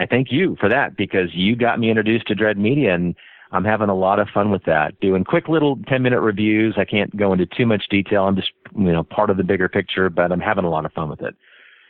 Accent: Wichita, Kansas, United States; Richard from Kansas City doesn't flow.

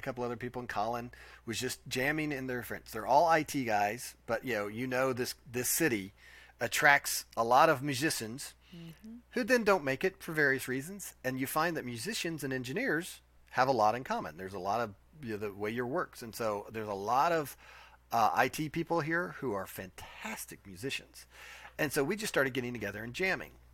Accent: Nashville, Tennessee, United States; We are born and bred in Nashville. I'm a native

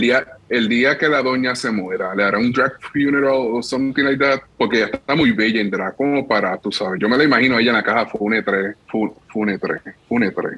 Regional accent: Puerto Rico; nosotros como puertorriqueños y como caribeños

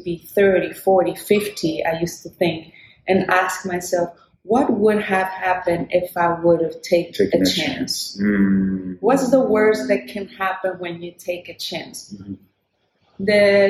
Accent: Chile; now in Brooklyn, United States; born in Chile, a tiny little country in South America. I was raised in a dictatorship

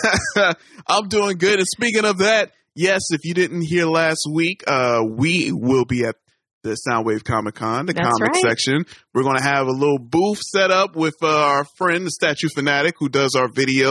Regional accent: United States; accent: American

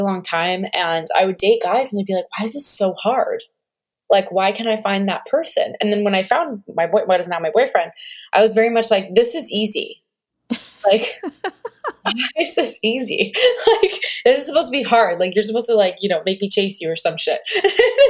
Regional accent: New Jersey, United States; also born or lived in New York; I grew up in Jersey

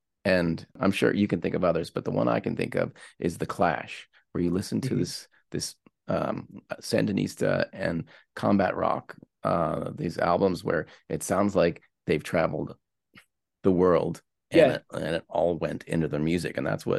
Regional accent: Pittsburgh, Pennsylvania, United States; I was raised in Pittsburgh on classic rock and then playing punk rock in clubs and bars and garages

